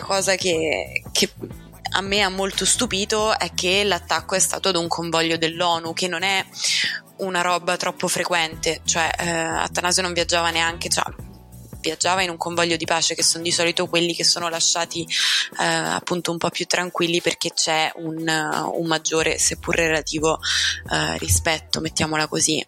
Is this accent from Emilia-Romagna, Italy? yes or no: no; Rome, Lazio, Italy; in quanto romana